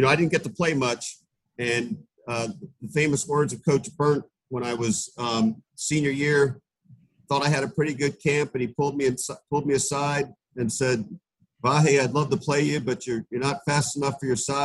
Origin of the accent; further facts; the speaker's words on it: Swarthmore, Pennsylvania, United States; I grew up in Swarthmore, went to Penn.